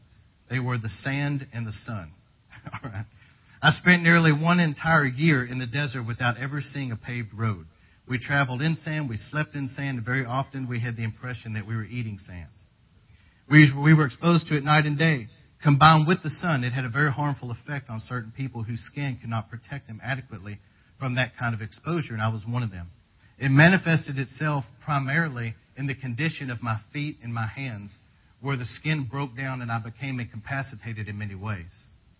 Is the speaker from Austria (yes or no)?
no; United Kingdom; Because I am British, I served in the British Army as a medical orderly